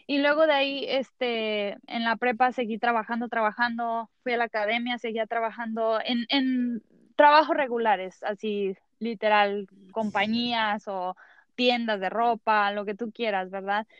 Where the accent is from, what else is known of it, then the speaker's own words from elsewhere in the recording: Mexico; soy mexicana